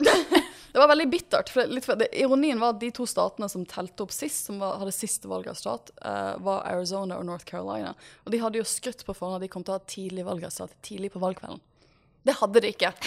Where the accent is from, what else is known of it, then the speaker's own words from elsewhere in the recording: Norway; jeg har ikke bodd hjemme i Norge under et amerikansk presidentvalg ja, siden 2004